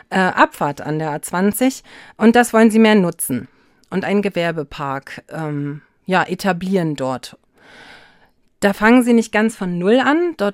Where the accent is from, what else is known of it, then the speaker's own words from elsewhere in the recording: Jarmen, Mecklenburg-Vorpommern, Germany; Und natürlich den Kiessee, bei uns in Jam nur Kieskuhle genannt.